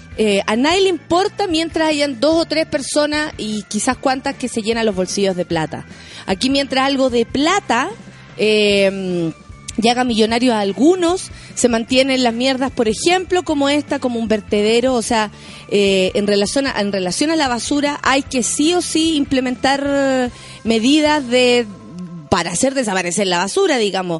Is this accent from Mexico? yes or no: no; Chile; como chilenos